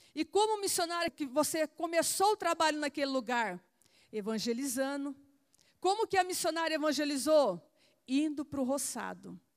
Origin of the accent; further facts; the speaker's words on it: Santo Antônio de Posse, São Paulo, Brazil; eu nasci aqui em Santo Antônio de Posse, sou possense, é, nasci e cresci aqui.